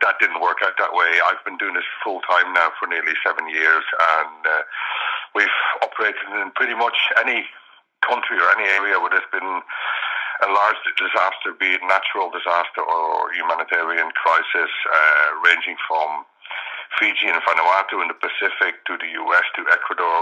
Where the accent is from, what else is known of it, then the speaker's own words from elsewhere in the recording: Netherlands; now in Ireland; I'm originally from the Netherlands, moved to Ireland in 95